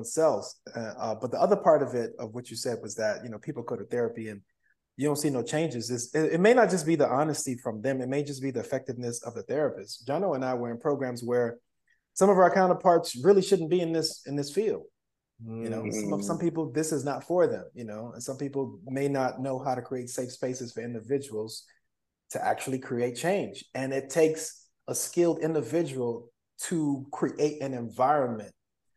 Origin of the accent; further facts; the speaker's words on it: South Florida, United States; I'm from South Florida, you know, went to Central, went to FAMU